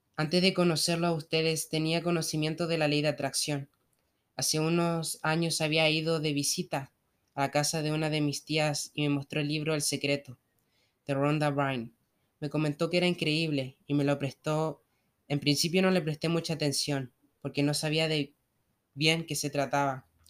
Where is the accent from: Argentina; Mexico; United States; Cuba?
Argentina; tengo 28 años y soy de Argentina